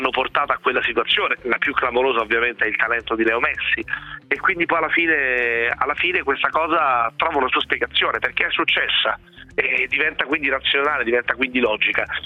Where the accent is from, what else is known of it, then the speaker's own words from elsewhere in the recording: Sardinia, Italy; moved away; also born or lived in Genoa; io sono sardo di origine